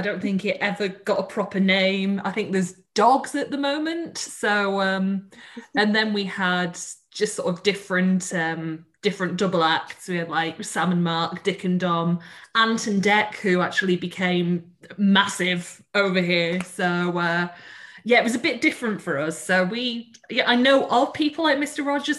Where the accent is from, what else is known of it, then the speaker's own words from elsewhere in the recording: England, United Kingdom; because I'm from England